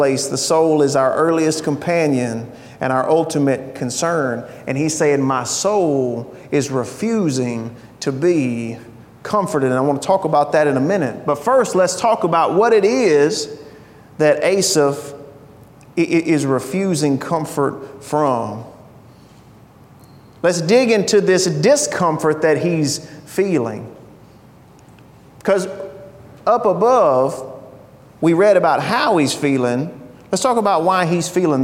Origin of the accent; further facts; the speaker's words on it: United States; I'm an American